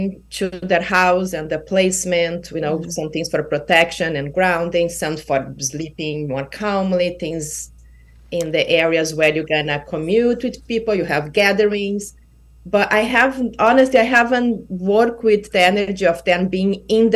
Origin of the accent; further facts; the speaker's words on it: Brazil; also born or lived in Kauai, Hawaii; now in Hanalei, United States; from Brazil because it was, you know, my home country